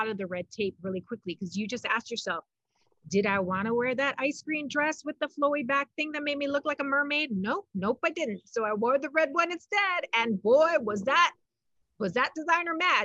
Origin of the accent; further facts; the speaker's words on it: Hawaii, United States; I'm born and raised in an island that is so multicultural